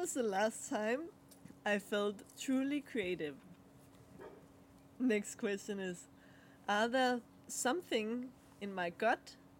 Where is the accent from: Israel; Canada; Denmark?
Denmark; first language Danish; English is a second language; And the card is in Danish, my mother tongue.